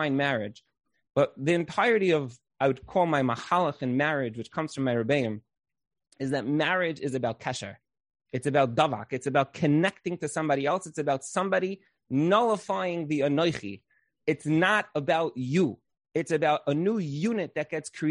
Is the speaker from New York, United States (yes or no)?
yes; Brooklyn, New York, United States; I grew up in Brooklyn